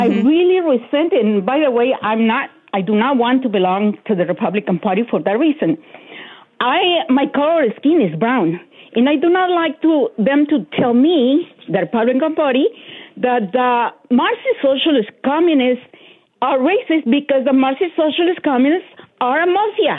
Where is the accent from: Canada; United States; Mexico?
Mexico; moved away; I am from Mexico